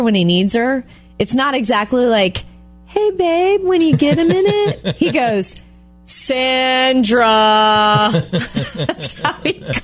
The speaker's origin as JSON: {"language": "English", "town": "Jupiter", "region": "Florida", "country": "United States", "tie": "born or raised there", "moved": "yes", "said": "I was so glad I got to go home to my hometown in Jupiter, Florida"}